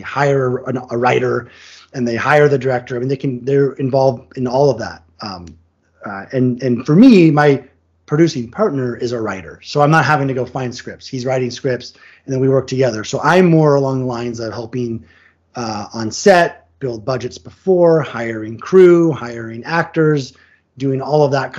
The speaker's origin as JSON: {"language": "English", "town": "Vashon", "region": "Washington", "country": "United States", "tie": "born or raised there", "moved": "yes", "lives_now": "Los Angeles, United States", "said": "my hometown of Vashon"}